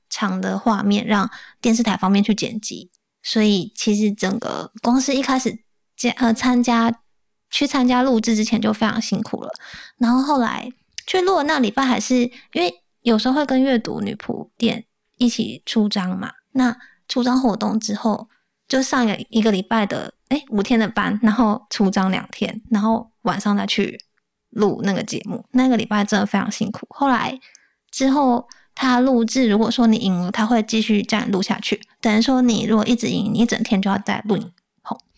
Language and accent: Chinese; Taichung, Taiwan; 我是台中人